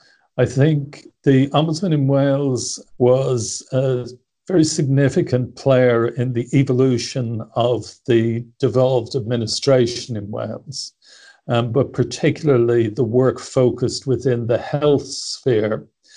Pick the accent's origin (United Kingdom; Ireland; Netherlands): Ireland; Dublin, Leinster; I was born in Dublin. I was born into a fairly ordinary working class home. My dad was a mechanic with the State Transport Company.